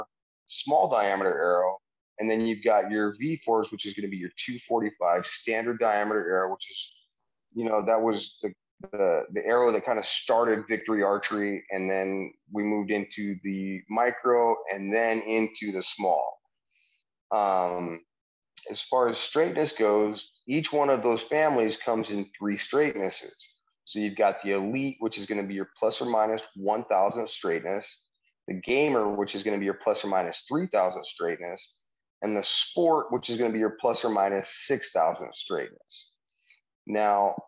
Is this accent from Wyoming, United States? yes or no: yes; Wyoming, United States; moved away as an adult; also born or lived in San Diego; I'm originally from Wyoming. I grew up in the mountains hunting, fishing with my dad. Our family had a ranch up by the Devil's Tower